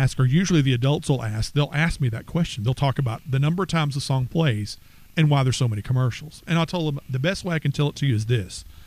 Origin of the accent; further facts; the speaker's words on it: Texarkana, United States; we're from Texarkana